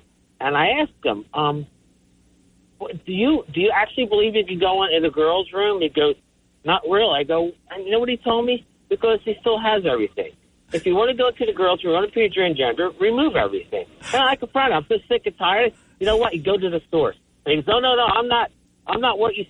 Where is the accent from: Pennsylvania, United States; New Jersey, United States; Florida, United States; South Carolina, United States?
Pennsylvania, United States; Philadelphia; now in Little Egg Harbor, United States; I'm from Philly. I'm from Port Richard, predominantly Polish